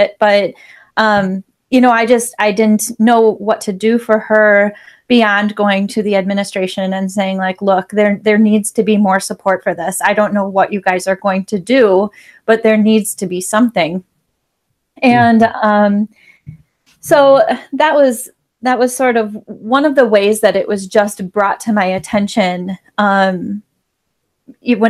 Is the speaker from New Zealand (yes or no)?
no; Wisconsin, United States; I am from Wisconsin